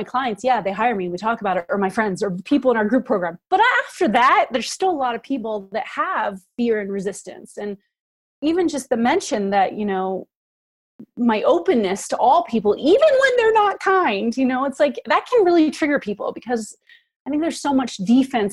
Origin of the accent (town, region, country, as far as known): United States